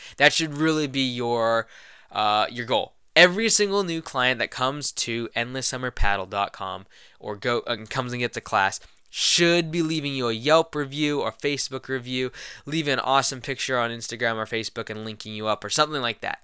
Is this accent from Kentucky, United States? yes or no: yes; Louisville, Kentucky, United States; I was born in Louisville, Kentucky.